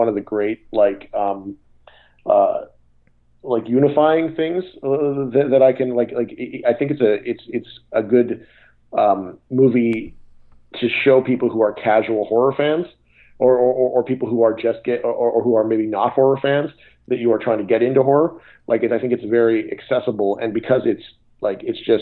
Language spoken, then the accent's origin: English; Canada; now in United States; I grew up in Canada